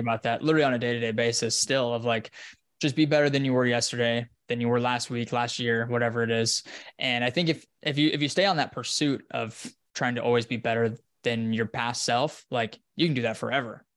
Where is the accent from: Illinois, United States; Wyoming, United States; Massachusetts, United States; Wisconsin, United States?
Wyoming, United States; now in Austin, United States; up in the mountains in Wyoming where I'm from, in my hometown